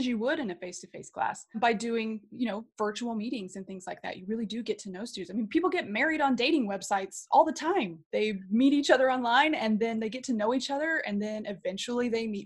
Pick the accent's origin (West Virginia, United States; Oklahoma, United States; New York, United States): Oklahoma, United States; I grew up in Oklahoma